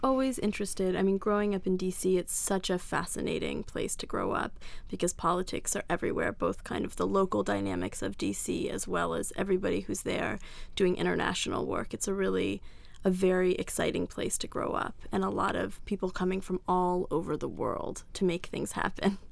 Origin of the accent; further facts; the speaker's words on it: Washington, District of Columbia, United States; I grew up in Washington, D C